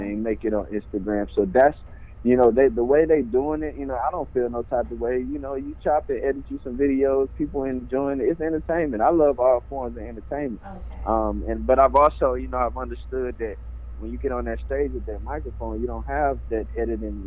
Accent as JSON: {"language": "English", "town": "Little Rock", "region": "Arkansas", "country": "United States", "said": "I'm from Little Rock, Arkansas"}